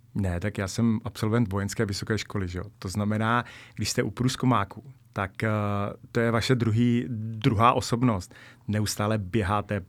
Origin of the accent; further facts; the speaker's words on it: Bohemia, Czechia; jsem z Čech